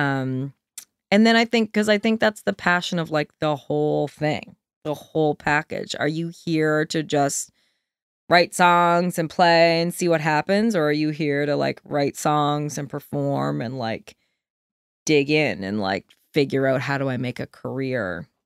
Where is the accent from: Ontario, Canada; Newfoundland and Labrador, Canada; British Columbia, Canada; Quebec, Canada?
Newfoundland and Labrador, Canada; Deer Lake; moved away as an adult; also born or lived in Antigonish; we grew up in a nice little town on a lake, you know, like, called Deer Lake